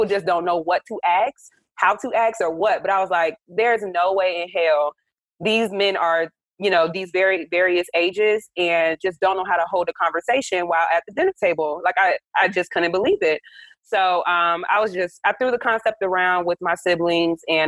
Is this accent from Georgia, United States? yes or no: yes; Atlanta, Georgia, United States; I'm from Atlanta. I live in Atlanta